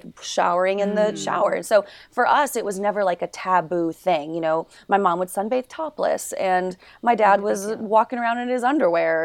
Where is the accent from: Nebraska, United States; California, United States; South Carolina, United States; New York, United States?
New York, United States; New York City; I grew up in New York City